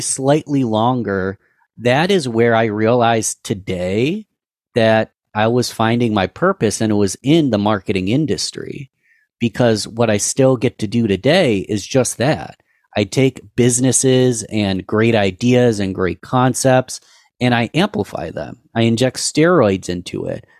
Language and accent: English; Rochester, New York, United States; Rochester, New York, that's my hometown, Rochester, New York